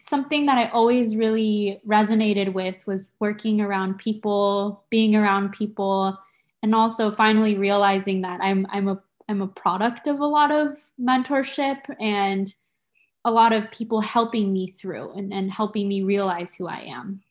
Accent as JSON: {"language": "English", "town": "San Diego", "region": "California", "country": "United States", "tie": "born or raised there", "also_born_or_lived": "Tokyo, Japan", "moved": "as an adult", "lives_now": "Santa Cruz, United States", "said": "I grew up in San Diego"}